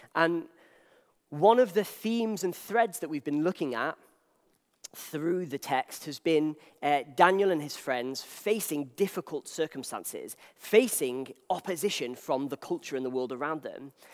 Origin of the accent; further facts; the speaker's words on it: Wales, United Kingdom; I'm from Wales